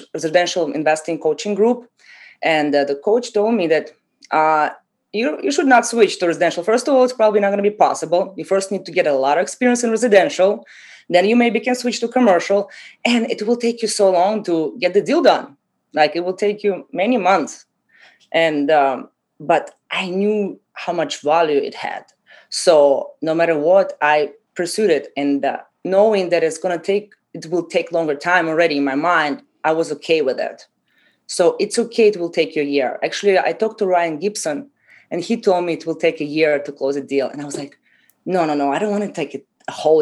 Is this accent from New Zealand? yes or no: no; Russia; moved away as an adult; also born or lived in Haiti; now in Miami, United States; I came from Russia 10 years ago after high school.